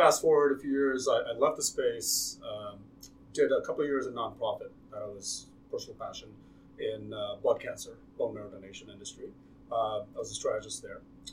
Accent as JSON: {"language": "English", "town": "Houston", "region": "Texas", "country": "United States", "tie": "born or raised there", "said": "I grew up in Houston"}